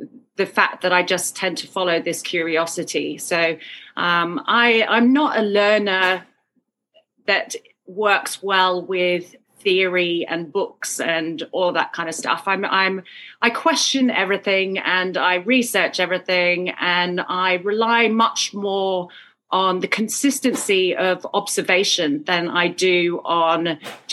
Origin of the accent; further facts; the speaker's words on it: Sidmouth, South West England, United Kingdom; So I grew up in Sidmouth, a little coastal town in Devon